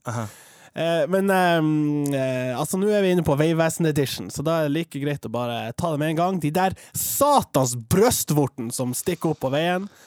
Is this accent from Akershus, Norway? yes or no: no; Tromsø, Troms, Norway; Jeg er fra Tromsdalen